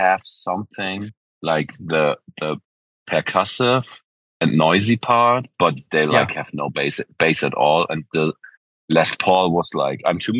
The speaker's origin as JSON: {"language": "English", "town": "Wilhelmshaven", "region": "Lower Saxony", "country": "Germany", "tie": "born or raised there", "said": "I moved back to my hometown in Wilhelmshaven"}